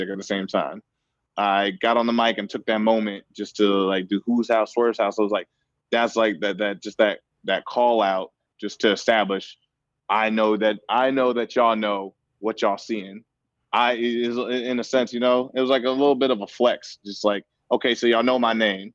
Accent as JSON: {"language": "English", "town": "Seattle", "region": "Washington", "country": "United States", "tie": "born or raised there", "said": "passing it forward in my city, in my hometown"}